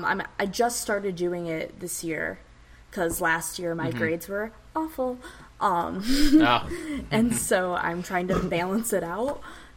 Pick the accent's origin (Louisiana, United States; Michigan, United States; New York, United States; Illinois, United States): Michigan, United States; I am from Michigan. I am right outside Detroit, about like 30 minutes away.